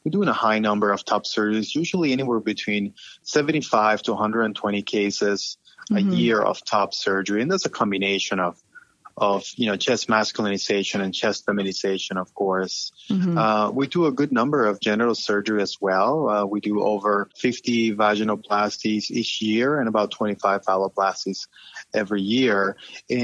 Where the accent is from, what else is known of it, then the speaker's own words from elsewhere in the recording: Panama; moved away as an adult; also born or lived in Baltimore and D.C. area; now in United States; I'm originally from Panama and came to the United States specifically to train and end up staying here